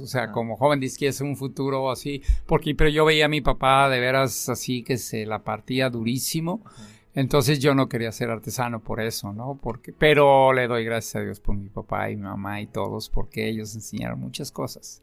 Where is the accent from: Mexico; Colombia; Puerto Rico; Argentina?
Mexico; Tlaquepaque, Jalisco; yo soy eh, de Tlaquepaque